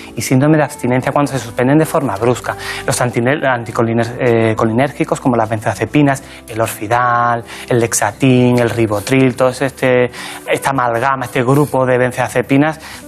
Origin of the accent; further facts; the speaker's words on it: La Barca de la Florida, Andalusia, Spain; moved away as an adult; now in Madrid, Spain; Yo nací en un pueblecito pequeño de la provincia de Cádiz que se llama La Barca de la Florida ...está en la campiña jerezana